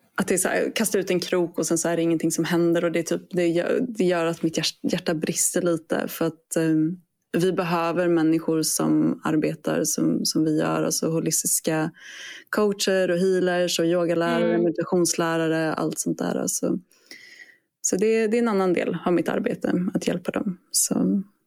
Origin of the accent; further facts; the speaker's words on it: Sweden; now in Australia; jag är svensk